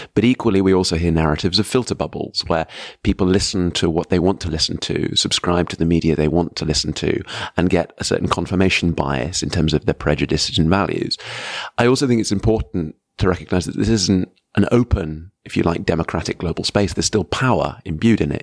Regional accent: United Kingdom; as a British citizen

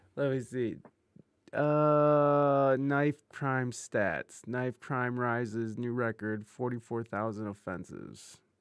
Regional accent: Ohio, United States; I grew up in Ohio

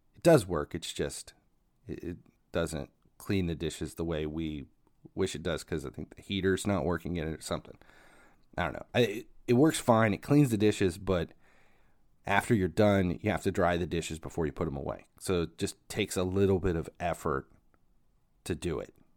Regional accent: Ohio, United States; I'm from Ohio

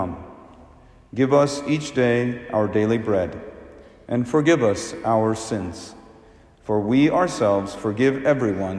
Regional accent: India; I'm from India

